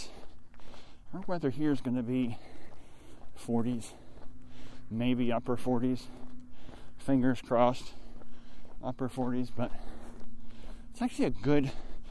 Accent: United States; I'm an American

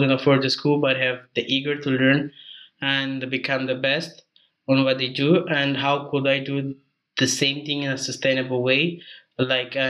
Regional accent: Mozambique; also born or lived in South Africa; I'm original from Mozambique

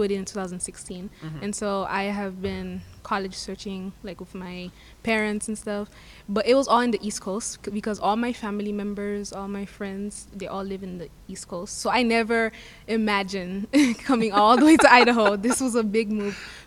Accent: Haiti; moved away; I am from a Caribbean island called Haiti.

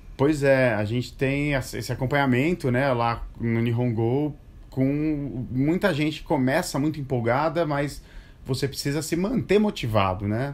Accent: Brazil; moved away as an adult; also born or lived in Japan; eu sou brasileiro e, de repente, eu me vi inserido no universo japonês

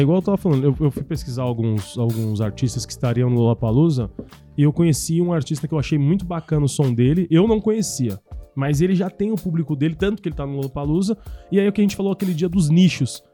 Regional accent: Brazil; moved away; Eu saí, eu saí, eu saí porque eu não fui forçado, mas a um acaso do destino eu saí da Tiradentes

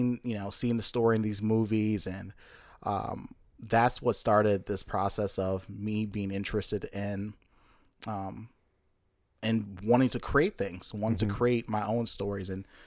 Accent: Jamaica; born there; Interesting fact, I was born in Jamaica. Don't sound anything Caribbean at all.

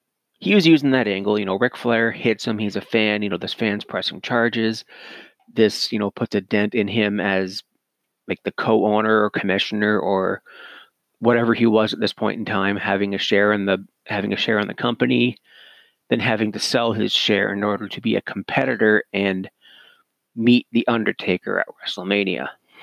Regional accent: Cannington, Ontario, Canada; my hometown-ish of Toronto. I say ish because nobody's ever heard of Cannington, Ontario, where I'm originally from. So I just say Toronto.

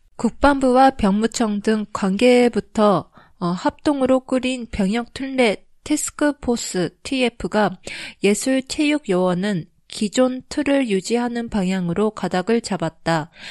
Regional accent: Japan; also born or lived in South Korea; 日本育ち

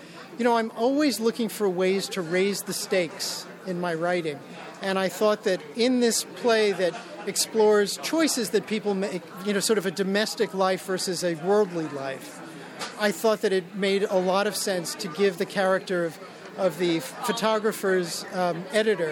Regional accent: New York City, New York, United States; when I was a child growing up in Brooklyn

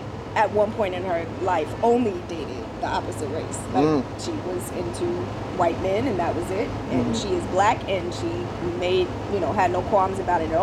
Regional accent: North Carolina, United States; moved away; I'm originally from North Carolina

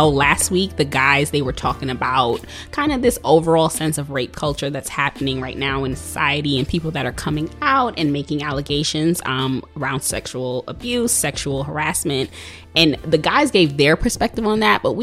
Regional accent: New York City, New York, United States; I am from Brooklyn. I'm living out here. I'm an educator in Brooklyn

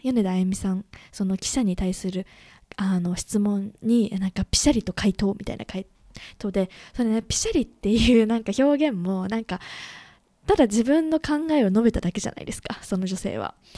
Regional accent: Japan; 私もね、日本で生まれて、育って、生活してきた

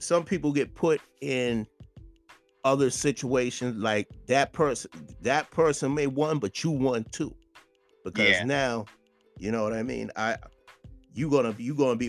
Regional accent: Boston, Massachusetts, United States; I'm from Mattapan. That's where I was born and raised

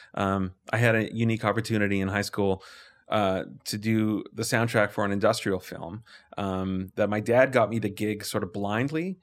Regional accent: Calgary, Alberta, Canada; I grew up in Lake Bonavista

